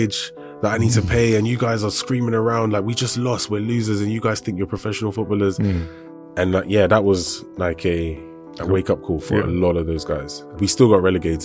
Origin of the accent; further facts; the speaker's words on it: Mitcham, London, United Kingdom; I was born in South London. So I grew up in South London in a small town called Mitcham